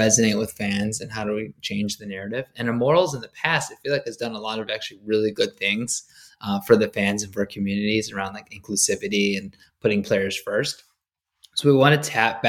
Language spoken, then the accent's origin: English; Michigan, United States; moved away as an adult; also born or lived in New York; I grew up in Michigan. I went to University of Michigan.